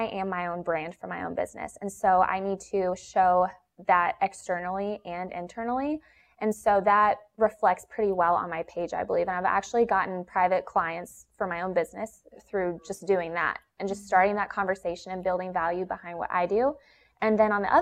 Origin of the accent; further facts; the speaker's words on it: Atlanta, Georgia, United States; I was born and raised in Atlanta, Georgia